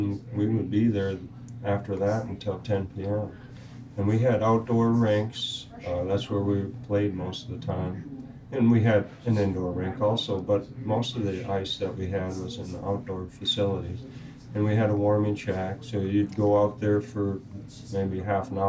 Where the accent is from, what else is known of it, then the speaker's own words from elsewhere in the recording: Minnesota, United States; moved away as an adult; now in St. Louis, United States; I'm from Minnesota originally.